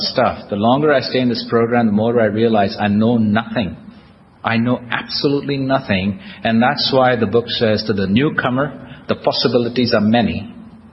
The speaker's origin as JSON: {"language": "English", "country": "India", "moved": "yes", "lives_now": "United States", "said": "I'm Indian, American, I'm a citizen of the United States."}